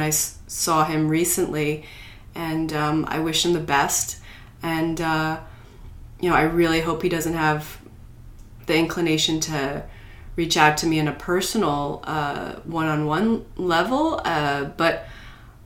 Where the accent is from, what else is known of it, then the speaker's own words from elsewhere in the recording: United States; we're Americans, we're in America